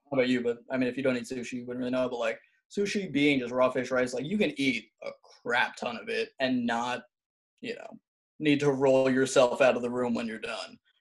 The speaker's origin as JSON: {"language": "English", "region": "New York", "country": "United States", "moved": "yes", "lives_now": "Alabama, United States", "said": "I'm originally from New York"}